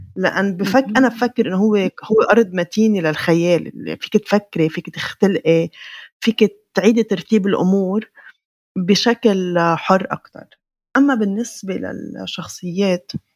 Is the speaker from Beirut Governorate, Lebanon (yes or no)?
yes; Beirut, Beirut Governorate, Lebanon; انا ما بعد حالي فلسطينيه لبنانيه انا بعد حالي فلسطينيه من بيروت